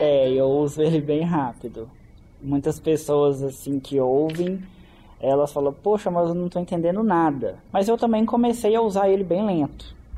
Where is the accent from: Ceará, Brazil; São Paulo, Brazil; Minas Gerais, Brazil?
Minas Gerais, Brazil; Caeté; eu não sou daqui de Belo Horizonte, eu sou de Caeté